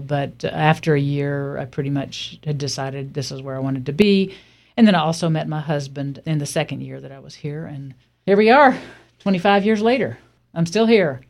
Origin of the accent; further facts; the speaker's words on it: Alabama, United States; now in Warm Springs, United States; I grew up in Alabama in a small town, much smaller than Warm Springs